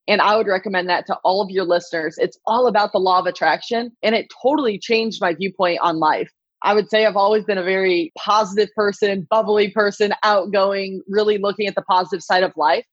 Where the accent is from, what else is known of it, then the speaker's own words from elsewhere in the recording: Iowa, United States; I was born and raised in Iowa